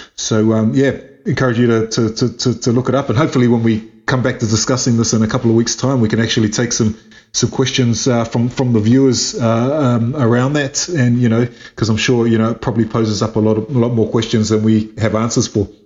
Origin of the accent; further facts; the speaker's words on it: New Zealand; we're we're both, um, you know, Pacific Islanders raised in uh, New Zealand